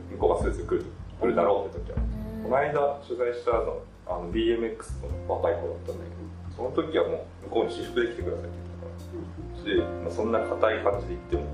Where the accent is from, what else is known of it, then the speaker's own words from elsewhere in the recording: Kyushu, Japan; 出身は九州です。